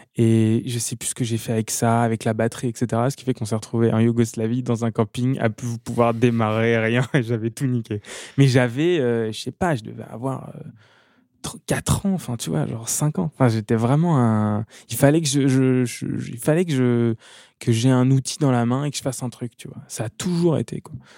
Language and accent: French; Amboise, Centre-Val de Loire, France; also born or lived in Tours / Blois; Amboise, où je suis, où j'ai grandi, Tours, euh, Chambre et Tours où je suis né